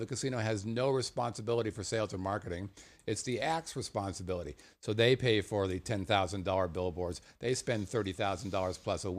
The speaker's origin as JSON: {"language": "English", "region": "Southern California", "country": "United States", "tie": "born or raised there", "said": "I grew up in Southern California"}